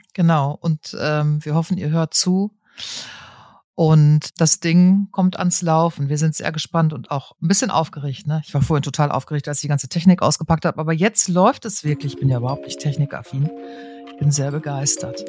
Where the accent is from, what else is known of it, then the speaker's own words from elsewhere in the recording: North Rhine-Westphalia, Germany; ich bin auch Westfälin